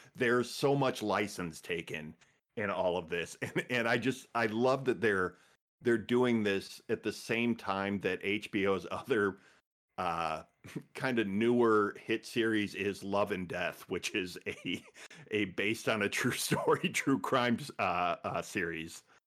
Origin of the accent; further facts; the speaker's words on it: Midwest, United States; I'm from the Midwest